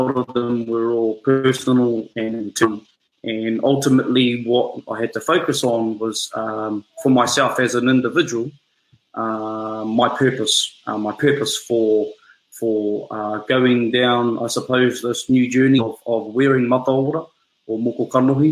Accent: Rotorua, Bay of Plenty, New Zealand; moved away; I'm from Rotorua, the center of the universe

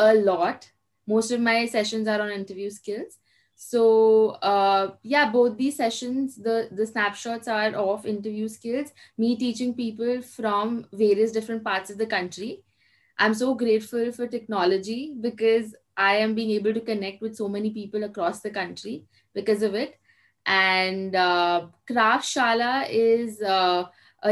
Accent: Kolkata, West Bengal, India; also born or lived in Mumbai; And I am from Kolkata, which is in East India.

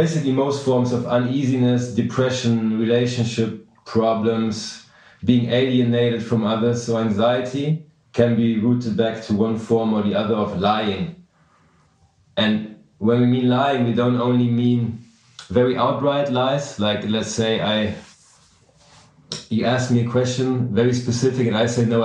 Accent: Germany; moved away as an adult; also born or lived in New York City; I'm from Germany, but I made it to New York City at a young age

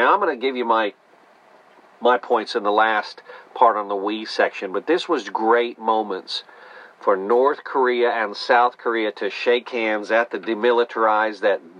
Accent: Netherlands; now in Houston, United States; as I celebrate my Dutch history. And sure enough, King's Day. Midnight and I came from the Netherlands to America. We live now in Houston here.

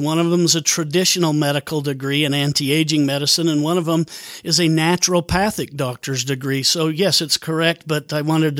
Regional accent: Bountiful, Utah, United States; born or raised there; also born or lived in Seattle

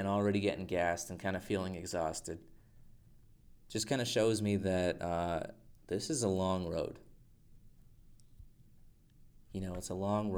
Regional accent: Albuquerque, New Mexico, United States; now in Littleton, United States; I moved from Albuquerque, and now I live in Littleton.

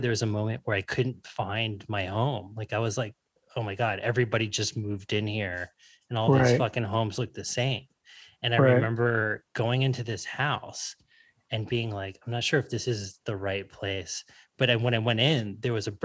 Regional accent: South Florida, United States; when I was a kid, I grew up in South Florida

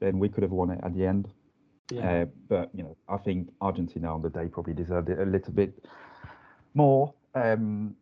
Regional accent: Lens, Hauts-de-France, France; accent: French; English is a second language; moved away as an adult; now in London, United Kingdom; I'm from France, as you can hear from my accent, from quite a small mining town called Lens

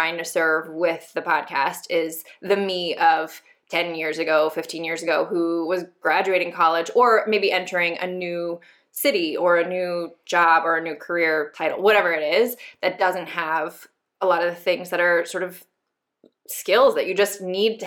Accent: Denver, Colorado, United States; I am originally from Denver, Colorado, right outside of Denver.

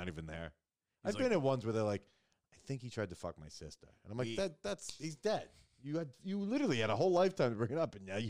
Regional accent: Long Island, New York, United States; We grew up on Long Island where it's a sitting Shiva.

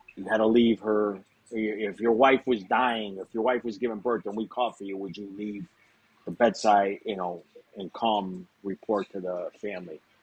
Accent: Springfield, Massachusetts, United States; I'm from Springfield, Massachusetts, um, small city

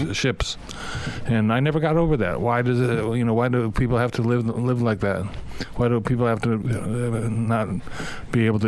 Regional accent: Ohio, United States; I grew up in Ohio in kind of a Norman Rockwell kind of situation

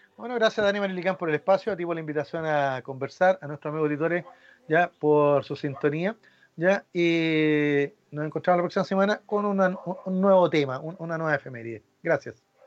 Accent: Chile; cómo somos los chilenos

